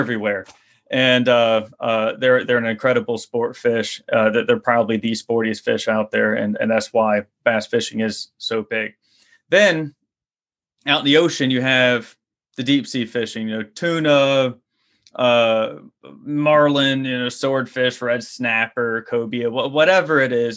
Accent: Louisiana, United States; for a kid growing up in Louisiana

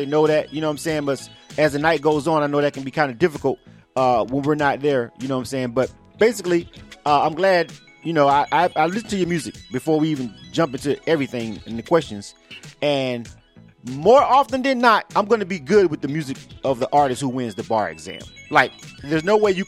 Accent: Panama City, Florida, United States; now in Atlanta, United States; I'm from Panama City

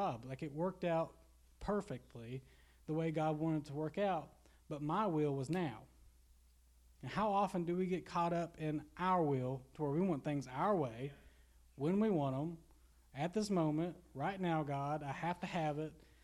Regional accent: Garrison, Kentucky, United States; growing up in Garrison, where you see a lot of addicts here.

